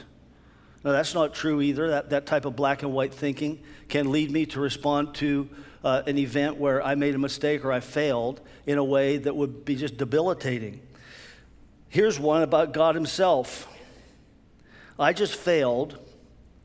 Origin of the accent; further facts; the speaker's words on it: near Pittsburgh, Pennsylvania, United States; I grew up near Pittsburgh